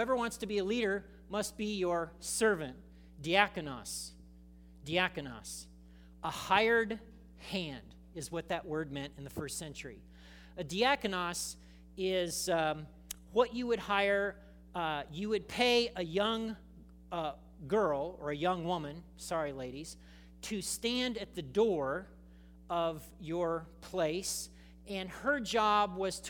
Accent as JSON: {"language": "English", "country": "United States", "tie": "born or raised there", "said": "I grew up in America. I'm trained by America. I think like an American."}